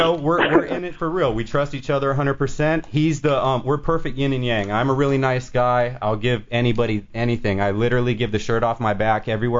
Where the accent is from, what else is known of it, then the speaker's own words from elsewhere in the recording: Florida, United States; We are from the Space Coast, which, if y'all don't know, is where the space shuttle used to take off.